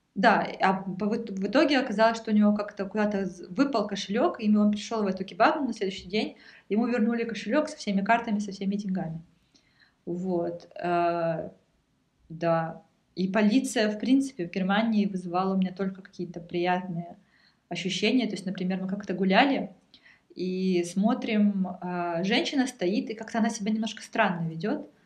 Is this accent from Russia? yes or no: yes; Russia; now in Germany